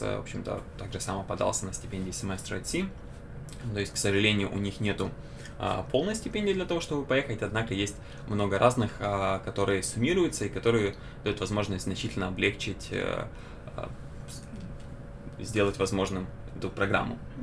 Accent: Kyiv, Ukraine; я из Украины, из Киева

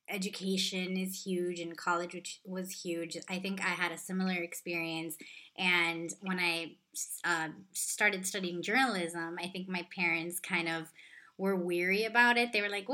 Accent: Los Angeles, California, United States; My parents are actually from Cuba, and I was born in Southern California, which I know is where you grew up. Oh, nice. What part? Yeah, in LA, in the Mission Hills area.

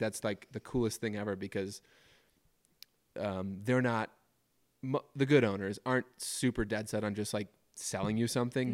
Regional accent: suburbs of Minneapolis, Minnesota, United States; moved away as an adult; now in Jackson, United States; Taylor and I both grew up in suburbs of Minneapolis

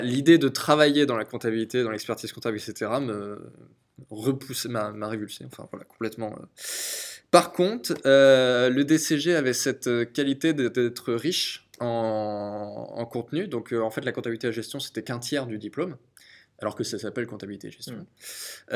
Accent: Angers, Pays de la Loire, France; ma ville natale, Angers

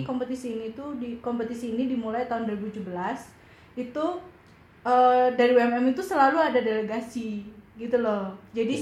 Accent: Malang, East Java, Indonesia; aku dari Malang

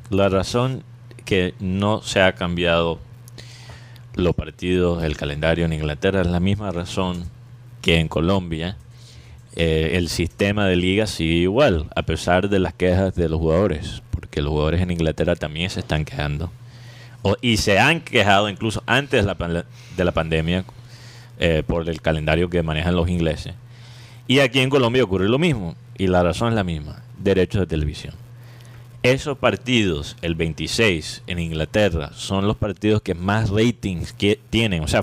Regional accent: Miami, Florida, United States; born there; Porque yo entiendo, porque yo nací en Miami por accidente, básicamente, porque

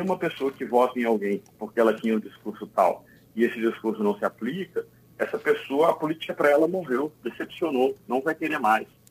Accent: Brazil; also born or lived in Espírito Santo

